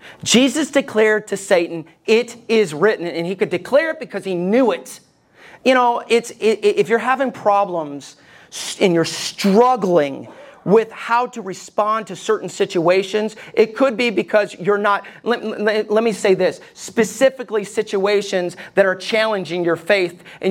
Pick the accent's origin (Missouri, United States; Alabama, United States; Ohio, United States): Alabama, United States; I grew up in Alabama. I just don't sound like it. But growing up in Alabama, we loved our guns.